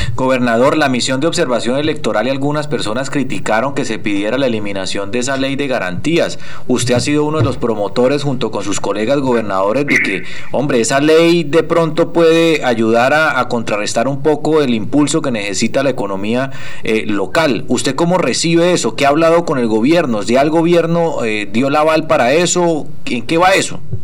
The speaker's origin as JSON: {"language": "Spanish", "region": "Arauca", "country": "Colombia", "tie": "born or raised there", "also_born_or_lived": "Bogotá", "said": "estaba estudiando lejos de mi terruño, de Arajuca"}